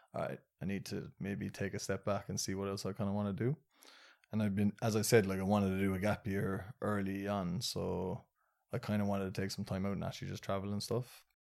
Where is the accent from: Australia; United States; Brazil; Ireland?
Ireland; I was born and raised in Ireland